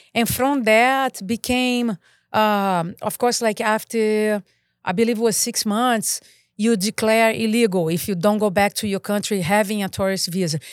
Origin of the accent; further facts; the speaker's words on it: Rio de Janeiro, Brazil; English is a second language; moved away as an adult; now in Santa Clarita, United States; I'm Brazilian. I grew up in Rio de Janeiro, Copacabana.